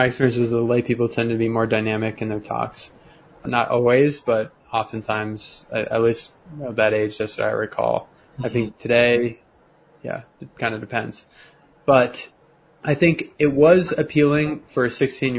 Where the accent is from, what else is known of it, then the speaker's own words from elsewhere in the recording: Denver, Colorado, United States; I'm from Denver